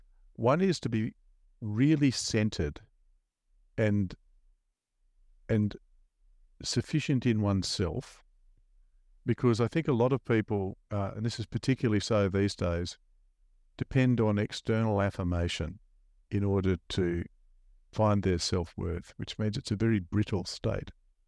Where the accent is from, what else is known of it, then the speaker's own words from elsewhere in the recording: Melbourne, Victoria, Australia; So I was born in Melbourne in a suburb called Caulfield in Victoria. And there for the first five or so years I lived in that a wonderful, loving household.